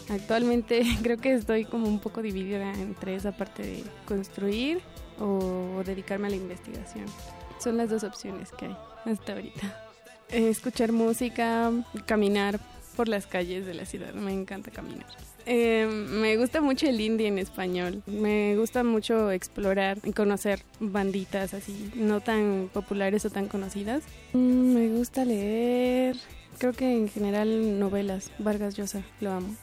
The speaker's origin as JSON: {"language": "Spanish", "town": "Tezontepec de Aldama", "region": "Hidalgo", "country": "Mexico", "tie": "born or raised there", "said": "nací en Tezantepec de Aldama, en el estado de Hidalgo, el 30 de junio de 1992"}